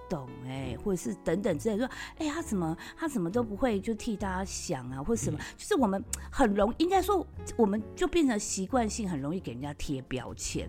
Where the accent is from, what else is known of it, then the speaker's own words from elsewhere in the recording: Taiwan; 我们台湾人